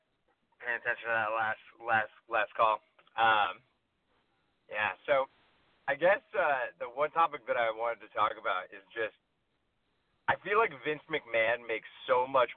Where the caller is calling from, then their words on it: Los Angeles, California, United States; from Los Angeles.